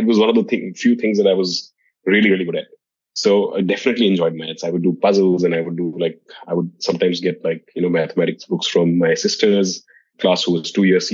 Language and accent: English; Dehradun, Uttarakhand, India; moved away as an adult; now in Singapore; I grew up in India in a small town called Dehradun.